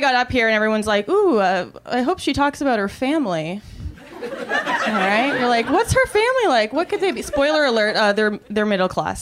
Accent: Canada; I'm also from a cold climate. I'm from Canada

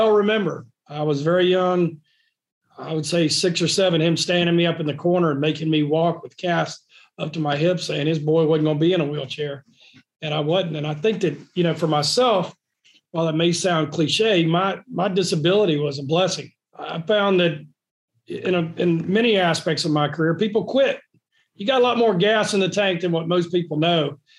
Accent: North Carolina, United States; born there; also born or lived in East Coast; I was born in North Carolina, out on the eastern part. My family's from Beaufort County, and grew up and down the East Coast.

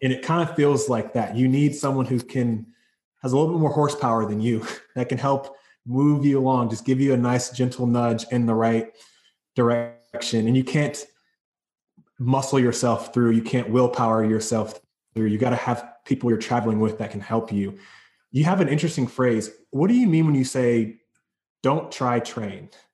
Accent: North Carolina, United States; I'm from North Carolina in the South, and at my high school, it was a really big deal.

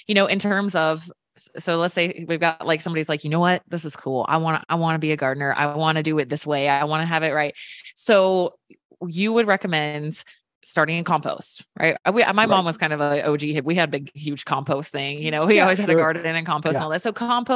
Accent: Virginia, United States; I grew up in Virginia

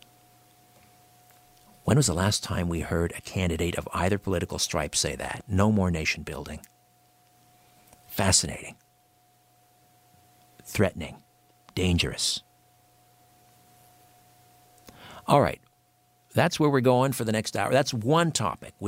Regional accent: Canada; I'm a Canadian

